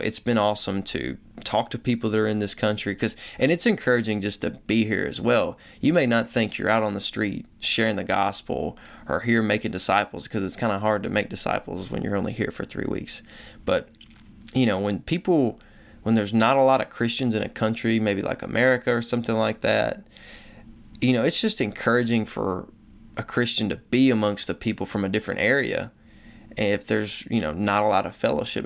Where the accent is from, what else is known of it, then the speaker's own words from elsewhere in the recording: the Bible Belt, United States; I grew up in the Bible Belt